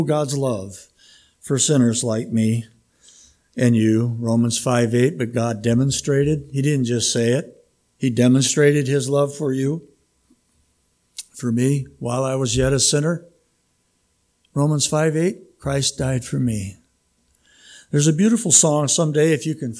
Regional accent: Minnesota, United States; moved away; I have more cousins than Carter has little liver pills in Minnesota.

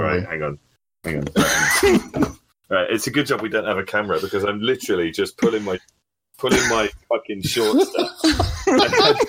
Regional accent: United Kingdom; I'm fucking British.

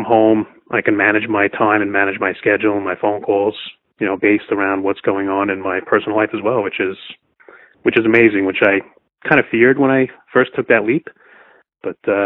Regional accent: New York, United States; I'm from New York

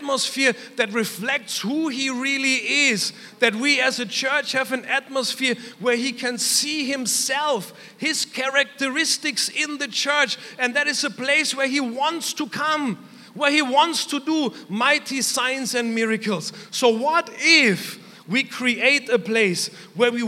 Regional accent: Germany; moved away; growing up in Germany.

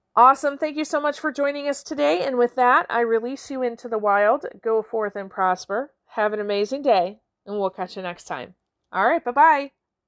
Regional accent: Warren, Michigan, United States; now in Midland, United States; today I'm recording from Warren, Michigan, my childhood home

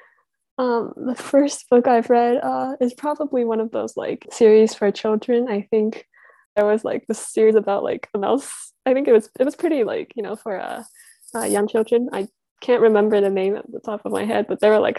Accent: Canada; I'm from Canada.

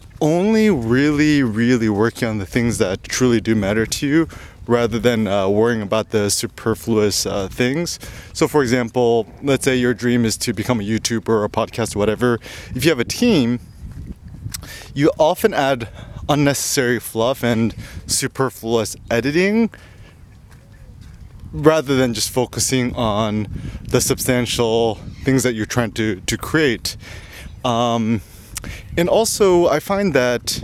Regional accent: United States; growing up in America

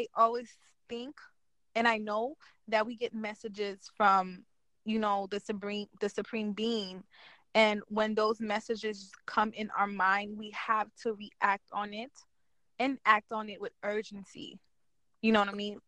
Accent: Haiti; now in New York, United States; I'm from Haiti. I live in New York.

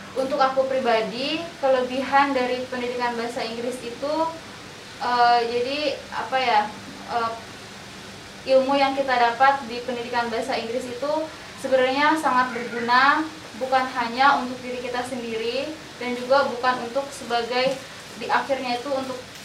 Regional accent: Jambi, Indonesia; moved away; Aku berasal dari Jambi

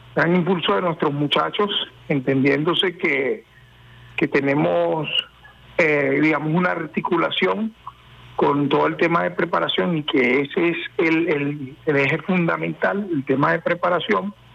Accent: Venezuela; somos, bueno, hijos de Bolívar

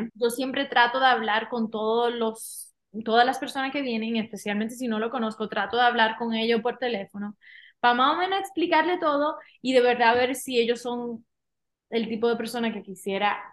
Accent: Dominican Republic; moved away as an adult; also born or lived in Miami; now in Utah, United States; dominicana, nací allá, me crié allá y me mudé a los Estados Unidos para estudiar en Miami

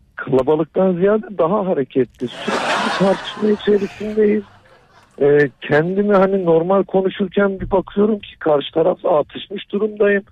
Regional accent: Black Sea Region, Turkey

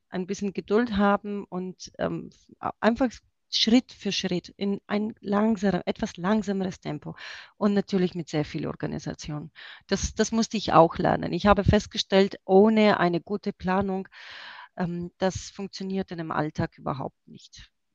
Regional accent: Erlangen, Bavaria, Germany; Und ich komme aus Erlangen

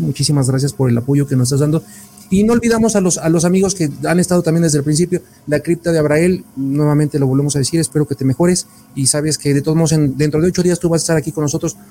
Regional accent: Mexico; como buen mexicano

